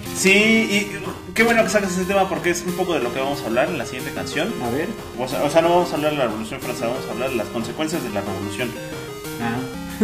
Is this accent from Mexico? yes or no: yes; Mexico; Somos bien mexicanotes